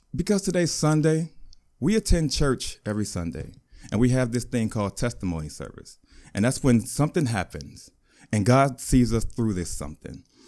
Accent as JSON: {"language": "English", "town": "Chicago", "region": "Illinois", "country": "United States", "tie": "born or raised there", "said": "I was born in Chicago. I grew up fatherless."}